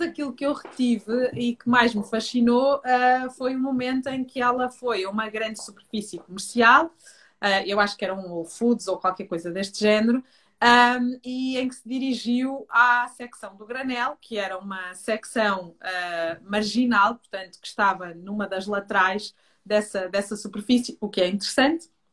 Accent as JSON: {"language": "Portuguese", "area": "Minho", "region": "Norte", "country": "Portugal", "tie": "born or raised there", "moved": "yes", "said": "eu sou minhota, sou de FAF, Uh, mas tive uma infância no campo"}